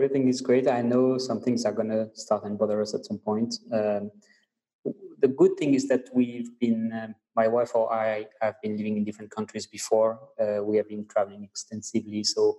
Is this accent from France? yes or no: yes; France; English is a second language; moved away as an adult; now in Mauritius; I'm French